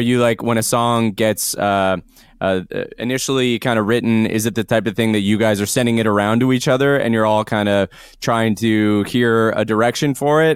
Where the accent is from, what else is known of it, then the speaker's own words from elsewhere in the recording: Canada; being a Canadian band